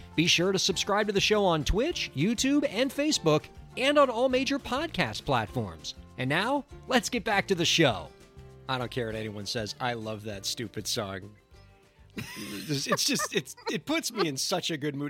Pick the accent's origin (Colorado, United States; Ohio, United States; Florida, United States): Florida, United States; Miami; moved away; we're from Miami, Florida originally